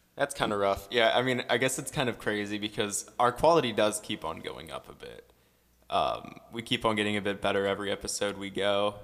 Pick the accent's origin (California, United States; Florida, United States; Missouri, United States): Missouri, United States; St. Louis; born and raised in Saint Louis, been in the same house for so long